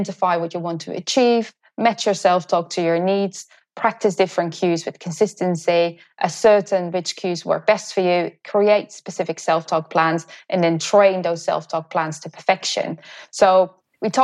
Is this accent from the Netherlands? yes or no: yes; Netherlands; moved away; I'm originally from the Netherlands